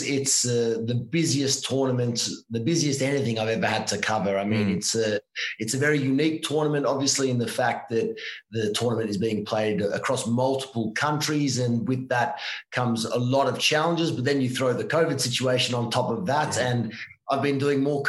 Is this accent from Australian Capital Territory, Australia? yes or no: no; Victoria, Australia; moved away as an adult; also born or lived in Ivanhoe; now in Italy; I was born in Australia